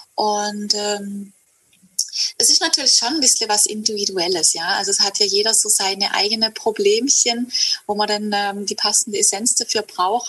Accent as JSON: {"language": "German", "area": "Hegau", "region": "Baden-Württemberg", "country": "Germany", "tie": "born or raised there", "said": "ich komme aus Süddeutschland, aus dem Hegau und ich bin auch hier aufgewachsen"}